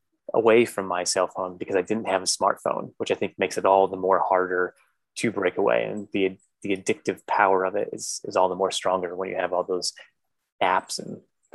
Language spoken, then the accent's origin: English; Connecticut, United States; moved away as an adult; also born or lived in Grand Rapids, Michigan / New York City / Cambodia / Brazil; I grew up in Connecticut, ended up going to Calvin College in Grand Rapids, Michigan, studying philosophy, and then was a journalist back in Connecticut for a newspaper, community newspaper, lived in New York City doing journalism, went abroad